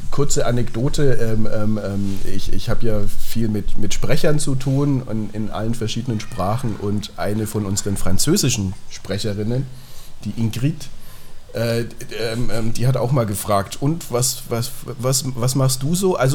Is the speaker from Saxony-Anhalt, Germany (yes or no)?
no; Nuremberg, Bavaria, Germany; now in Munich, Germany; Ich komme ursprünglich auch aus Nürnberg, in Nürnberg aufgewachsen, zur Schule gegangen und ähm, ähm, meine Ausbildung und das Studium dann, das hat mich nach München verschlagen, genau.